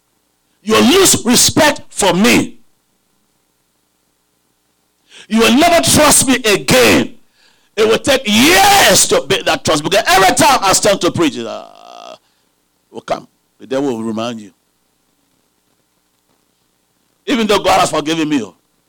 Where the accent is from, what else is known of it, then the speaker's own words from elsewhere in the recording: Liberia; moved away; I came from Liberia several years ago. I believe it was 1998. Yeah, I think it was 1998.